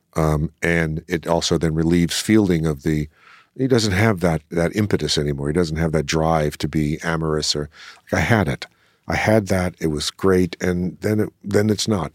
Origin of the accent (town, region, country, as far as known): New Orleans, Louisiana, United States; born or raised there; moved away